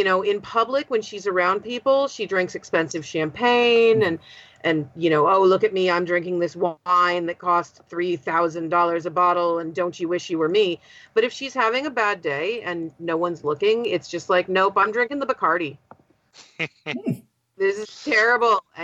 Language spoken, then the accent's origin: English; West Coast, United States; I'm from the West Coast